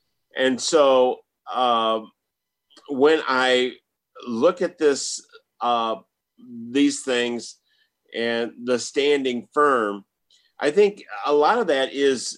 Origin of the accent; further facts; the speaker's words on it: Michigan, United States; moved away; I was raised in Michigan. I was raised rural.